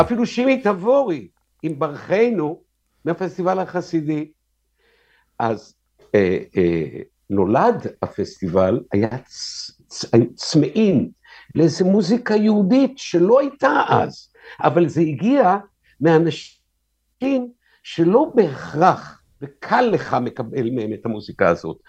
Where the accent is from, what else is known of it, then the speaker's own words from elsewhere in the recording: Tel Aviv, Tel Aviv District, Israel; אני גדלתי בתל אביב, אשכרה, מרכז תל אביב.